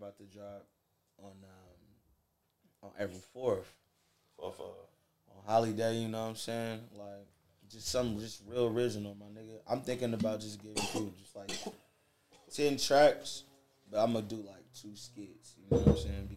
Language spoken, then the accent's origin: English; Indiana, United States; moved away; Like, I'm not from out here. I'm from Indiana